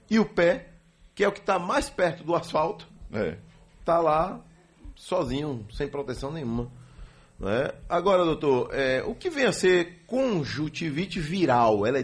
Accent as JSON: {"language": "Portuguese", "town": "Guanambi", "region": "Bahia", "country": "Brazil", "moved": "yes", "lives_now": "Feira de Santana, Brazil", "said": "Eu sou de Guanambi. Guanambi, Bahia."}